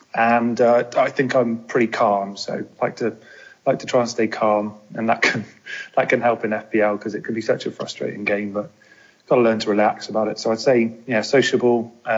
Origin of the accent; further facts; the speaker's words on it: Bristol, South West England, United Kingdom; also born or lived in London / Cardiff; I was born just outside of London, then moved down to the West Country, which is where I live. So I live in Bristol. Studied in Cardiff, though, lived there for a few years, and then returned to Bristol.